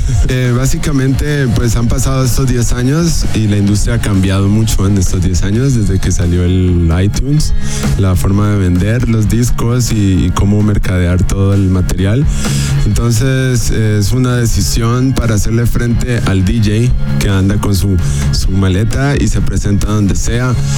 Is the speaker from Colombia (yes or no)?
yes; Cali, Valle del Cauca, Colombia; also born or lived in Michigan, United States / Germany; Yo soy un artista caleño de la ciudad de Cali, Colombia, la capital de la salsa